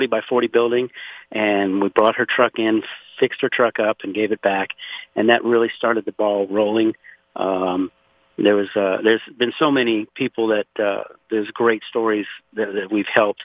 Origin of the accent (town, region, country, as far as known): Louisiana, United States; born or raised there; now in Conroe, Texas, United States